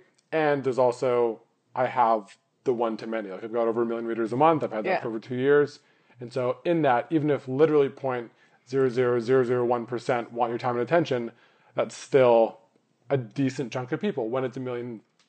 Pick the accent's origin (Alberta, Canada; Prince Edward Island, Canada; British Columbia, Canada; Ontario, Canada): British Columbia, Canada; Vancouver; grew up in Vancouver where like the oldest thing is like that McDonald's is 60 years old.